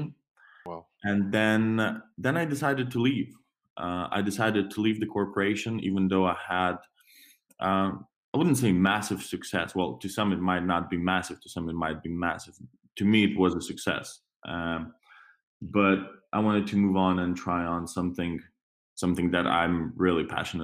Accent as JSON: {"language": "English", "country": "Lithuania", "also_born_or_lived": "Denmark / Belgium / United Kingdom", "moved": "as an adult", "said": "originally I come from Lithuania."}